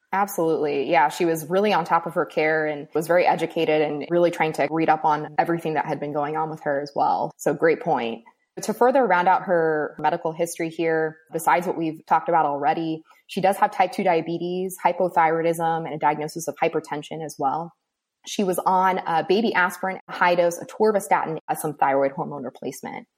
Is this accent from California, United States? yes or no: yes; Southern California, United States; moved away as an adult; also born or lived in Cleveland, Ohio; now in Gainesville, United States; I'm originally from Southern California